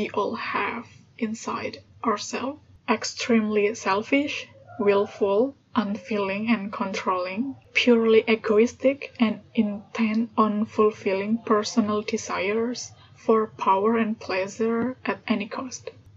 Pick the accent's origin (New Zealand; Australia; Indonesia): Indonesia; English is a second language; I'm Indonesian. I was born in Indonesia and also I grew up here. And yeah, English is my third language.